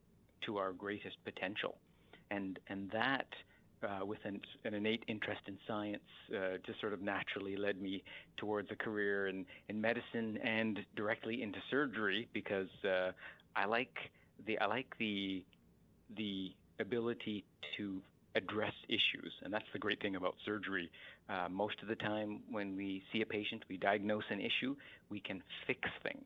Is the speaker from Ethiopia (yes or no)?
no; Canada; a young child growing up in Canada